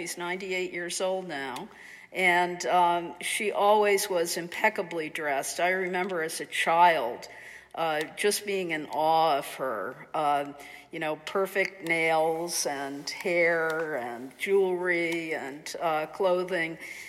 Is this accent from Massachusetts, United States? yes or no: yes; Amherst, Massachusetts, United States; growing up in Amherst in the 50s, it was really a kind of Protestant Republican redoubt, which is sort of hard to imagine today when you think about what Amherst is like. But we were a large Irish Catholic family